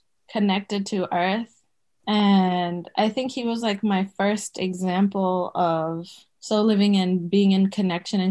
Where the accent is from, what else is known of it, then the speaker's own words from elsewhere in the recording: Botswana; moved away as an adult; also born or lived in Zimbabwe; now in United States; we moved from Zimbabwe to the neighboring country of Botswana. And so that's where I grew up